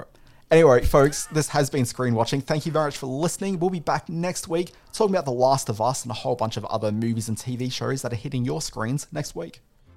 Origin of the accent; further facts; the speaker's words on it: Brisbane, Queensland, Australia; I'm from Brisbane